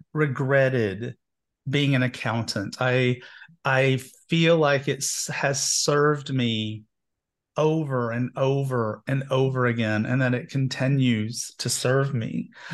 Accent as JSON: {"language": "English", "town": "Knoxville", "region": "Tennessee", "country": "United States", "tie": "born or raised there", "said": "I grew up gay in Knoxville, Tennessee, and somewhere in my early 20s, the Methodist Church loved to like do revolving doors on their ministers."}